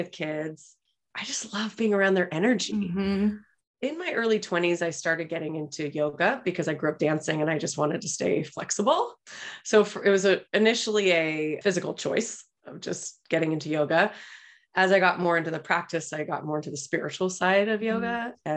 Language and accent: English; Los Angeles, California, United States; I grew up in Los Angeles